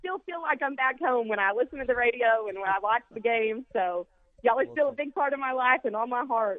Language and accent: English; Central Arkansas, United States; now in Grand Forks, United States; I'm from Central Arkansas